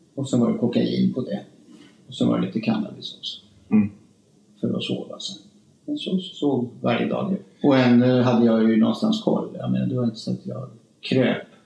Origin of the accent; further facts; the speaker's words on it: Spain; moved away; also born or lived in Stockholm, Sweden; jag är ju uppvuxen i Spanien